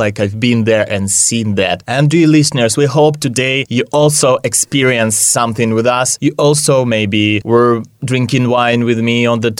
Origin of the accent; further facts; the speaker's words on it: Russia; now in Hungary; I am from Russia. I have also some mountains, for example, Urals